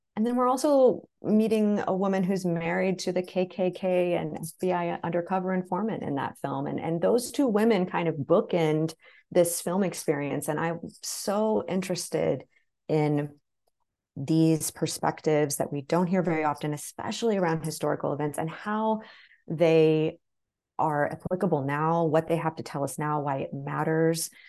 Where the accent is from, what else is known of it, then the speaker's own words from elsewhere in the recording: the Ozarks, Southern Missouri, United States; I grew up in Southern Missouri, deep Southern Missouri in the Ozarks.